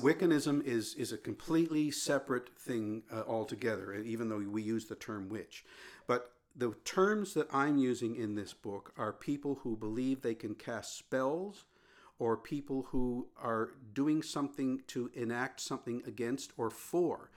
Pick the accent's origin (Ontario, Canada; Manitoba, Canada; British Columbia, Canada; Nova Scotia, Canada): Nova Scotia, Canada; Sherbrooke; I was born in Sherbrooke